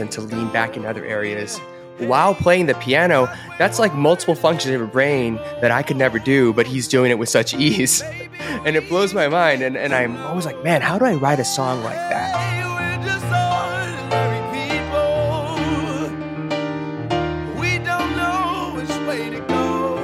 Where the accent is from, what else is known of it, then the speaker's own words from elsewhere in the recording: Atlanta, Georgia, United States; moved away as an adult; also born or lived in Boston / Korea; my hometown of Atlanta